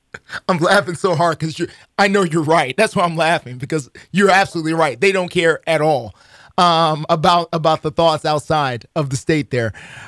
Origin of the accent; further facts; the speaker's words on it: Nashville, Tennessee, United States; also born or lived in Huntsville, Alabama; When I moved back up here, and I'm from Nashville, but when I moved back up here from Huntsville